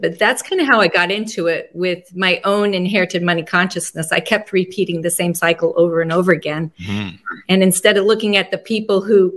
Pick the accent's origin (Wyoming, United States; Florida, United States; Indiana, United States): Wyoming, United States; Laramie; born or raised there; also born or lived in North Platte, Nebraska